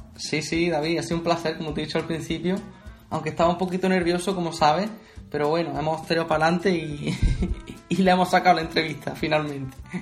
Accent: Bailén, Andalusia, Spain; yo soy de Bailén, de Andalucía, y aquí hay mucha tradición de bandas

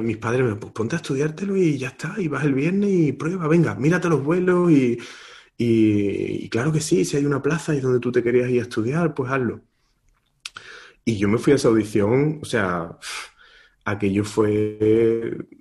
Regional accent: Marchena, Andalusia, Spain; moved away as an adult; en la escuela de música de mi pueblo, de Marchena

